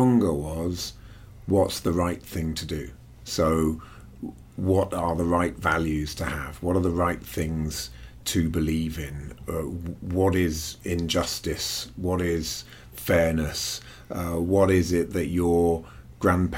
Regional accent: London, United Kingdom; also born or lived in Wales; we moved to London

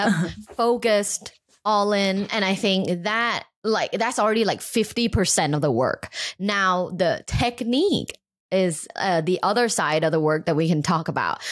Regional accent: Bangkok, Thailand; moved away; also born or lived in Los Angeles; I grew up in Bangkok, Thailand

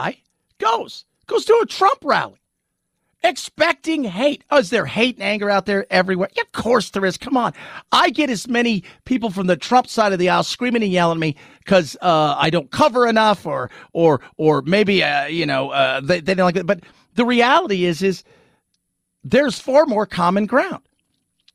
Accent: Long Beach, California, United States; moved away as an adult; now in San Antonio, United States; in Long Beach, where I grew up

